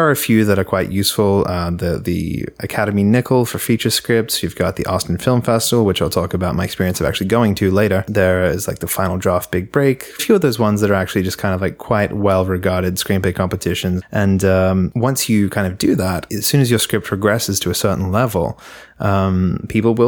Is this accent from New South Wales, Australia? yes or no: no; Melbourne, Victoria, Australia; moved away as an adult; now in Los Angeles, United States; I went to the VCA because I'm from Melbourne